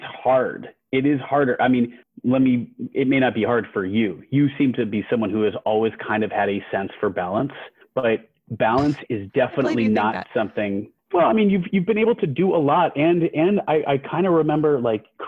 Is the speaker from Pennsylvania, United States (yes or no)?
no; Albany, New York, United States; moved away; my hometown of Albany